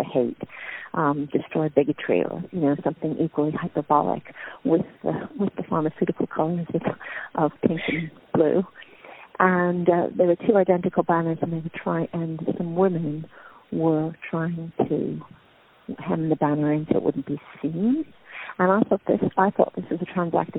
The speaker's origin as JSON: {"language": "English", "region": "New York", "country": "United States", "moved": "as an adult", "lives_now": "London, United Kingdom"}